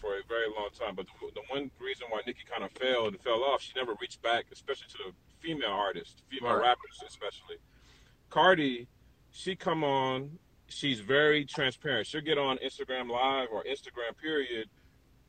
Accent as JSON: {"language": "English", "town": "Atlanta", "region": "Georgia", "country": "United States", "tie": "born or raised there", "moved": "yes", "lives_now": "Miami, United States", "said": "living in Miami and growing up in Atlanta"}